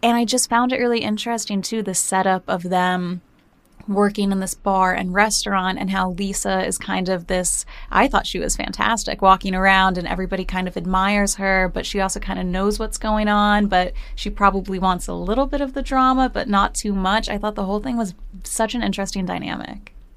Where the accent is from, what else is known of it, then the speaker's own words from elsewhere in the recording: New Jersey, United States; growing up in Jersey